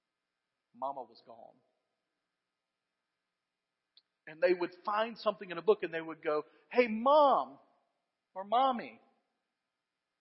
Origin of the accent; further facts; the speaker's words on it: United States; as American Christians